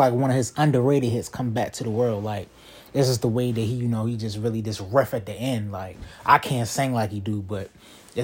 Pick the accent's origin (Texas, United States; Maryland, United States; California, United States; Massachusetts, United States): Maryland, United States; Baltimore; I'm from Baltimore